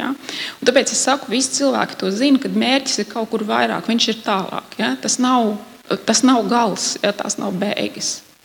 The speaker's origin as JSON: {"language": "Latvian", "country": "Latvia", "said": "Es esmu latviete."}